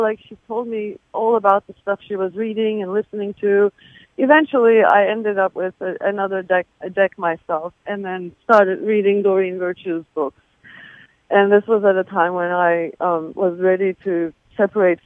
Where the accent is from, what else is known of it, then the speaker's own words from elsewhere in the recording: Turkey; moved away; I'm originally from Turkey